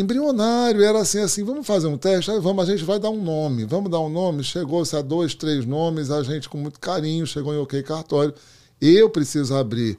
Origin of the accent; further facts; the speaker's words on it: Brazil; moved away as an adult; now in Miami, United States; continuar no Brasil